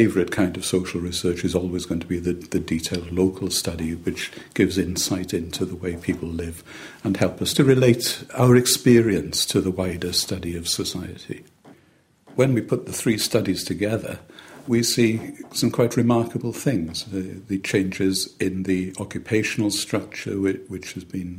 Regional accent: Llanhilleth, Wales, United Kingdom; a particular place, Llanhenydd, where I come from

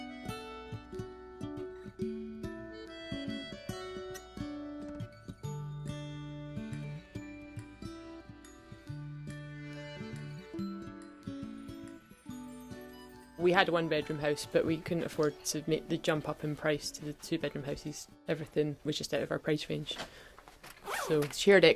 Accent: Glasgow, Scotland, United Kingdom; moved away as an adult; now in Aviemore, United Kingdom; I definitely feel like I'm from Glasgow because I lived there for a long time

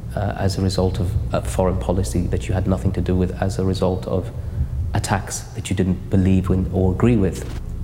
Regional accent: United Kingdom; because I'm British

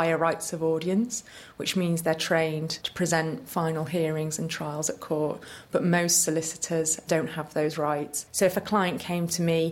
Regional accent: Liverpool, North West England, United Kingdom; also born or lived in Sheffield / London; I'm from Liverpool

